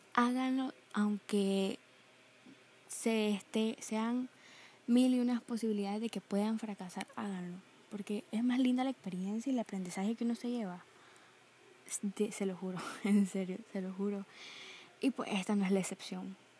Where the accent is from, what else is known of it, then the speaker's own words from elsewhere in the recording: Nicaragua; tengo 18 años y soy de Nicaragua.